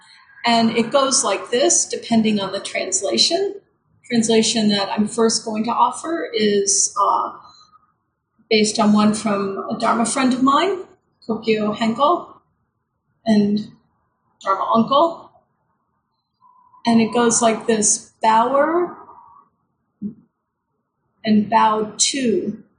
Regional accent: United States; we are American

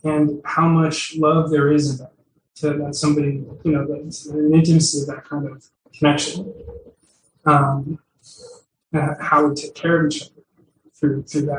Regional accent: Boston, Massachusetts, United States; I grew up in Boston

